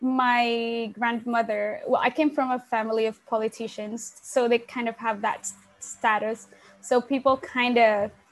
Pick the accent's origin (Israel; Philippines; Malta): Philippines; Sasmuan, Central Luzon; I actually grew up in a very small town called Sasmuan, which is in the Philippines